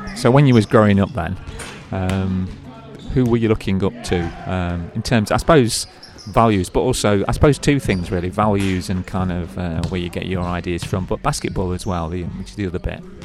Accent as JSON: {"language": "English", "country": "United Kingdom", "said": "being a British guy myself"}